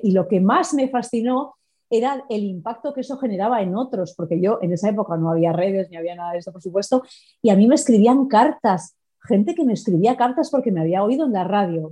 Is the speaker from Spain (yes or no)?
yes; Madrid, Community of Madrid, Spain; moved away as an adult; now in Paris, France; yo soy madrileña